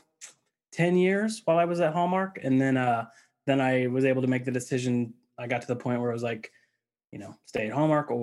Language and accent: English; Missouri, United States; I grew up in the Midwest, in Missouri